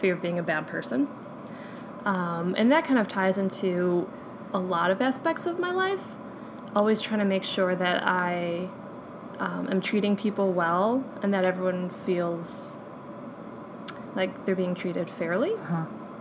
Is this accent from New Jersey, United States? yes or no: no; Detroit, Michigan, United States; moved away as an adult; now in Atlanta, United States; moving back to my hometown of Detroit